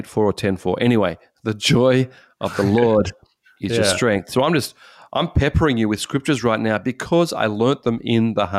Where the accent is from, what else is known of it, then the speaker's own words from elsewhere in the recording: Australia; as an Australian, and I don't know about South Africa, but Australia, there's a high thing about this.